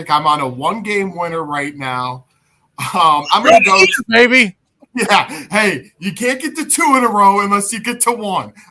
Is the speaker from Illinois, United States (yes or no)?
yes; Illinois, United States; Oh yeah, especially in my home state, Northwestern versus Illinois.